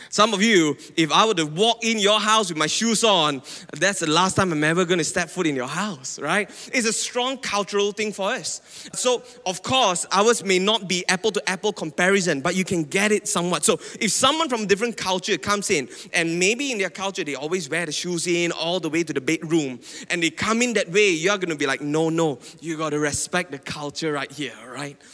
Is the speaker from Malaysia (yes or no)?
yes; Penang, Malaysia; now in Selangor, Malaysia; I'm from Penang, okay? And now I've been living in Selangor for a while now